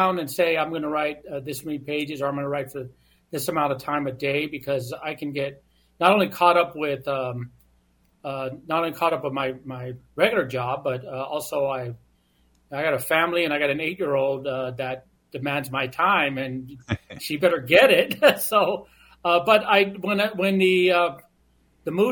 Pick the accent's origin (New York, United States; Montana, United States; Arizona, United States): Arizona, United States; Phoenix; I was born and raised in Phoenix and a member of my tribe